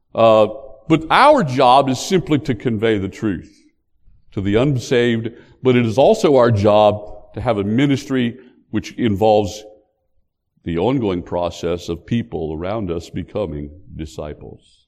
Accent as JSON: {"language": "English", "region": "West Virginia", "country": "United States", "tie": "born or raised there", "moved": "yes", "lives_now": "North Carolina, United States", "said": "I was born in West Virginia. I've since come to North Carolina"}